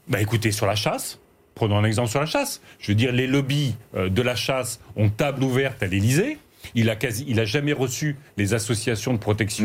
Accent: Aisne, Picardy, Hauts-de-France, France; je viens de Picardie, je viens de l'Aisne. Et dans mon village

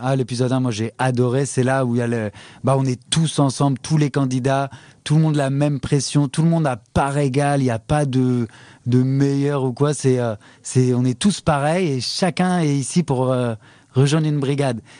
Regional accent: France; moved away; on est français

